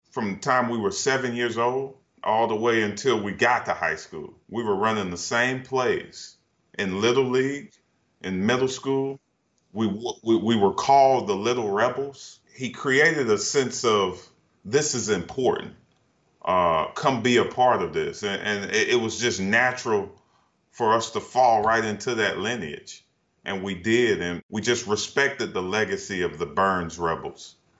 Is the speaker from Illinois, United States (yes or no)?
no; Duncan, South Carolina, United States; moved away as an adult; now in Portland, United States; Where I'm from, Duncan, it's a very small town.